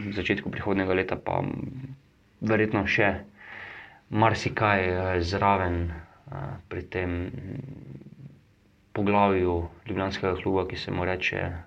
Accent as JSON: {"language": "Slovenian", "country": "Slovenia"}